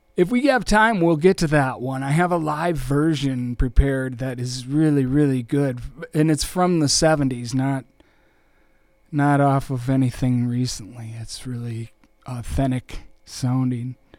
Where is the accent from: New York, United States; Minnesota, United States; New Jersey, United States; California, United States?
Minnesota, United States; Austin; also born or lived in Winona; Austin, my hometown